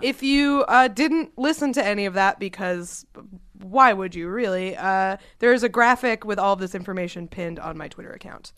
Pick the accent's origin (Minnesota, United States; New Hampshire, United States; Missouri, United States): New Hampshire, United States; Concord; moved away; Concord, New Hampshire, my hometown.